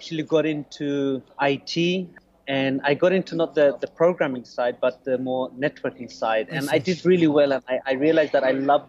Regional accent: London, United Kingdom; English is a second language; also born or lived in Bangladesh; I was raised in London, spent, you know, the last 30 years in London mostly.

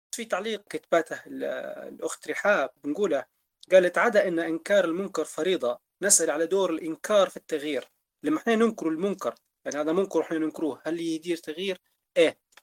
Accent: Libya; ثرواتنا كليبيين

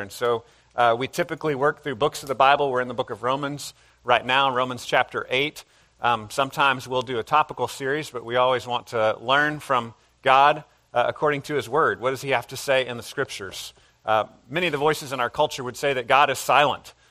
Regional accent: United States; as modern American people

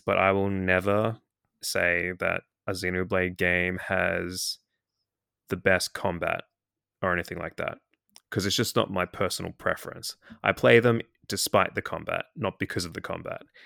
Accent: Australia; accent: Australian; I'm in Australia, obviously, as you can tell from my accent.

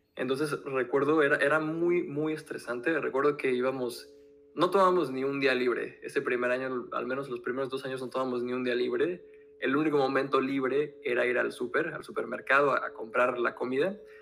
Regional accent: Mexico; moved away as an adult; now in France; yo nací en México, ahora vivimos en Francia

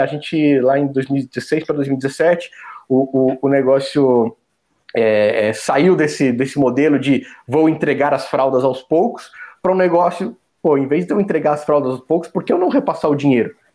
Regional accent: Joinville, Santa Catarina, Brazil; moved away as an adult; also born or lived in São Paulo / Florianópolis / South Africa; now in São José dos Campos, Brazil; eu nasci em São Paulo, né? Sou, sou natural de São Paulo, da capital. Mas logo que eu nasci, meus pais já. Acho que eles já até já moravam em Joinville, em Santa Catarina, que foi onde eu cresci

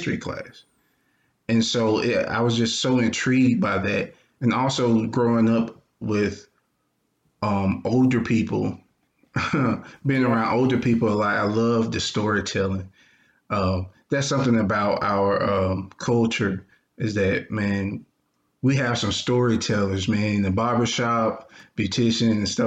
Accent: Anniston, Alabama, United States; I'm from Anniston, Alabama. It's Northeast Alabama. Grew up in a single parent household

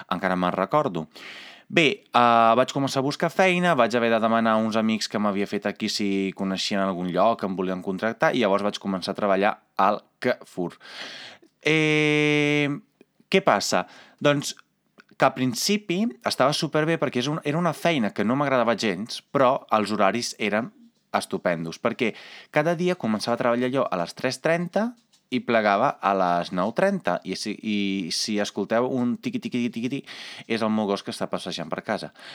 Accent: Italy; Catalan is a second language; moved away as an adult; now in Catalonia, Spain; com a italià, com a persona comunitària

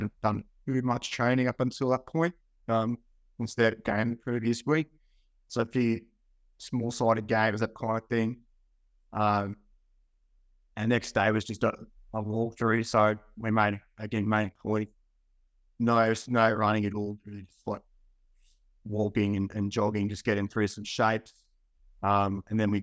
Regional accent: Central Queensland, Australia; moved away as an adult; also born or lived in United States; living in Central Queensland, growing up in Central Queensland

